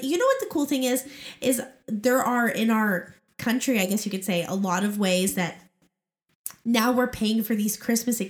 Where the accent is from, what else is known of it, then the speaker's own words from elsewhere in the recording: Oregon, United States; now in Arizona, United States; both Jordan and I grew up in Oregon